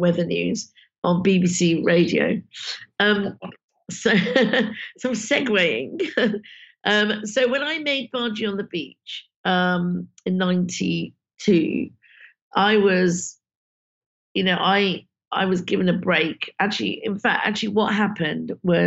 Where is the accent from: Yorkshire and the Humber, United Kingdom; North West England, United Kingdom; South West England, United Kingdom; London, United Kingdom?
London, United Kingdom; in Southall, where I grew up